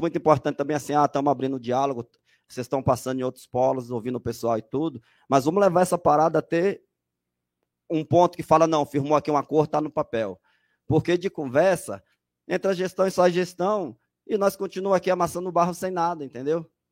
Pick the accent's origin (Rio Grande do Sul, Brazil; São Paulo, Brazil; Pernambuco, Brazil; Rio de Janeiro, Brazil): São Paulo, Brazil; sou aqui do Jardim Felicidade